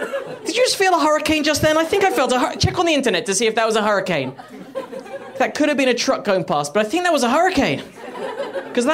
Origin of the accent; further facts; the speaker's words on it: England, United Kingdom; now in United States; I'm English, by the way.